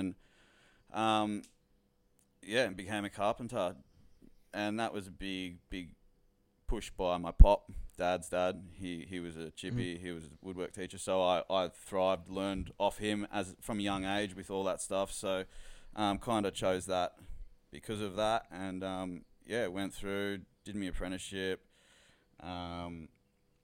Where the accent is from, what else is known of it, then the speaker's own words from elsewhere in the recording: Melton, Victoria, Australia; I come from Melton, Australia, and... yeah, that's basically where I grew up